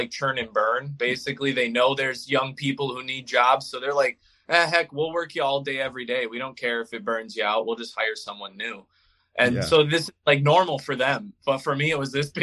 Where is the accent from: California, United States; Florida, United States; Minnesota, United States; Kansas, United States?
Minnesota, United States; moved away as an adult; now in Madison, United States; From Minnesota